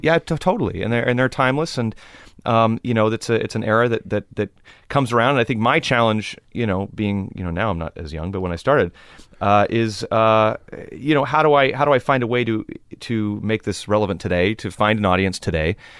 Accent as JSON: {"language": "English", "town": "Los Angeles", "region": "California", "country": "United States", "tie": "born or raised there", "said": "growing up in Los Angeles, it's, it's a, it's a cultural melting pot"}